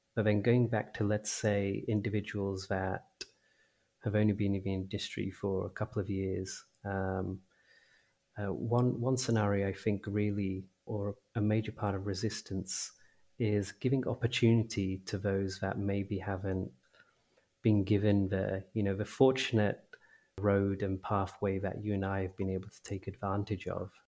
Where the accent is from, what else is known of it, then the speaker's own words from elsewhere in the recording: India; as a, an Indian